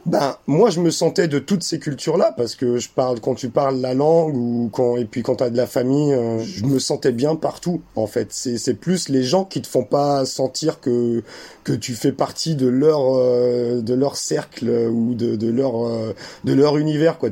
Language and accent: French; France; Mon, ma mère est allemande, mon père est algérien, et moi, je suis, euh, je suis né en France.